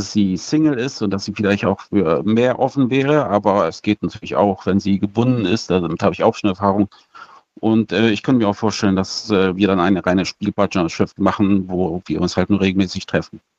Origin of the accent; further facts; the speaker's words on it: Bielefeld, North Rhine-Westphalia, Germany; ich bin äh, 38, ich komme aus Bielefeld. Ich werde demnächst auch nach Minden ziehen